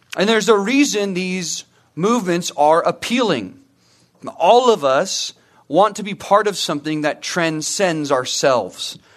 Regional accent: Murrieta, California, United States; also born or lived in Santa Clarita; I grew up in Murrieta

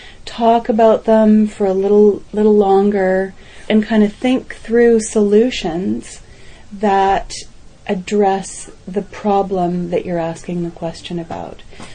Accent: Canada; I was interviewed because I'm a Canadian expert on infanticide

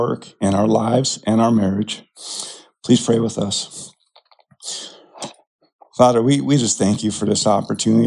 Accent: California, United States; moved away as an adult; also born or lived in Texas; now in Dallas, United States; I grew up in California with my mother and younger sister under very rough circumstances

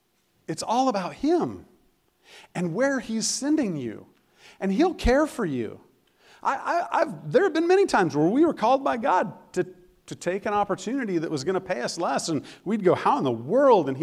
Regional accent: Colorado, United States; moved away; I am from Colorado

